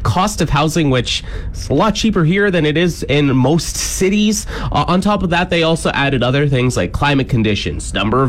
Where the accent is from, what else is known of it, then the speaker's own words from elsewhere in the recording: Cambridge, Ontario, Canada; moved away as an adult; also born or lived in Whitehorse, Yukon; now in Yorkton, Canada; my hometown of Cambridge, Ontario